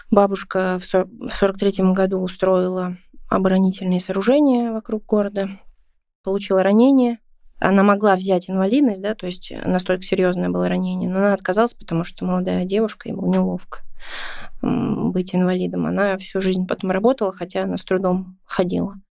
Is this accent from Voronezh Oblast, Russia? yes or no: no; Saint Petersburg, Russia; Ну да, считается с какого, с четвертого поколения. У меня, получается, дедушка здесь родился уже. И родился здесь в 1937 году.